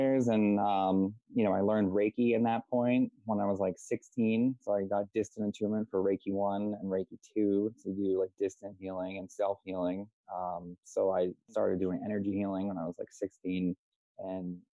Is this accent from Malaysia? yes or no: no; South Shore, Massachusetts, United States; I'm from Massachusetts over in the United States, in like the South Shore area